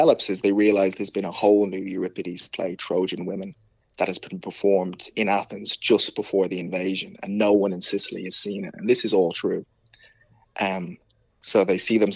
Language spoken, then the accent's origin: English; Dublin, Leinster, Ireland; accent: Dublin; I grew up in Tala. In many ways, I kind of, you know, my parents split up when I was young. So I was raised in Tala, very kind of traditional Irish background.